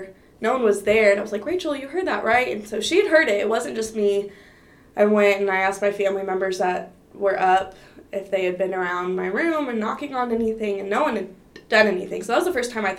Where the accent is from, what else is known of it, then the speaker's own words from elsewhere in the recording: Fort Worth, Texas, United States; I'm originally from Fort Worth